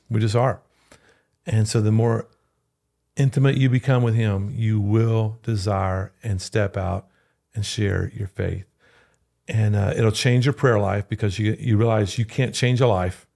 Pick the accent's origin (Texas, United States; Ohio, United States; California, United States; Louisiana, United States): Louisiana, United States; moved away; I'm from Louisiana